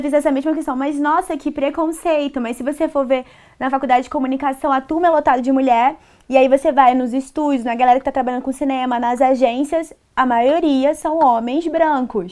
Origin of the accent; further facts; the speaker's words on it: Brasília, Federal District, Brazil; moved away as an adult; now in Rio de Janeiro, Brazil; Eu sou da periferia de Brasília, do Gama